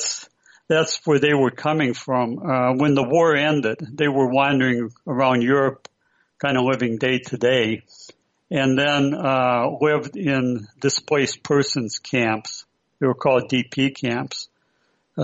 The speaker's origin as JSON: {"language": "English", "town": "Prairie du Chien", "region": "Wisconsin", "country": "United States", "tie": "born or raised there", "also_born_or_lived": "San Francisco Bay Area, California", "moved": "as an adult", "said": "we were the sole Ukrainian family in this little town growing up."}